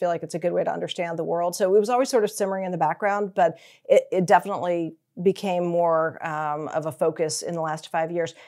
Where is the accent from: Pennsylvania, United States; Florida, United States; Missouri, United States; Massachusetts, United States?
Massachusetts, United States; Newton; moved away as an adult; also born or lived in Rhode Island / Texas / New York; I was born in Rhode Island, uh, grew up in Massachusetts